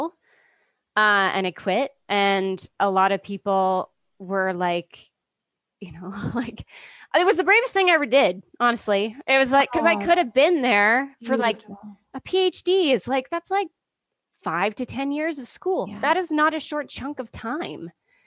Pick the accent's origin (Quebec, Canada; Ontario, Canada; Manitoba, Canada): Ontario, Canada; moved away as an adult; also born or lived in Vancouver; I'm Canadian. I was born in Ontario